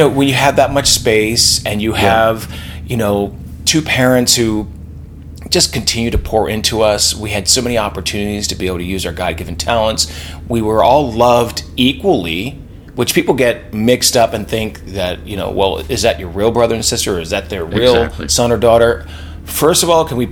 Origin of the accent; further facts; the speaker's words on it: Lancaster County, Pennsylvania, United States; I grew up in Lancaster County, Pennsylvania